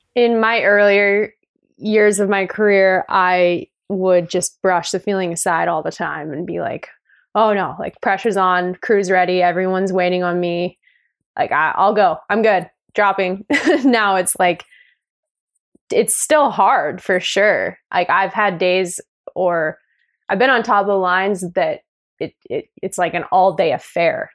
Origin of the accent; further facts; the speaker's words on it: Canada; moved away; also born or lived in Revelstoke; growing up in the Rockies